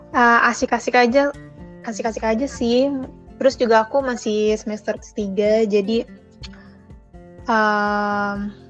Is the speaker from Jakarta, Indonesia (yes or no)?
yes; Jakarta, Indonesia; now in Surabaya, Indonesia; Dan asal aku dari Jakarta.